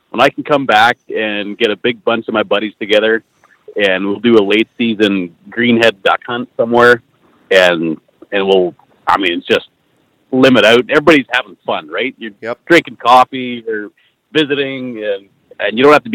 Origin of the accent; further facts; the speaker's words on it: La Crete, Alberta, Canada; my hometown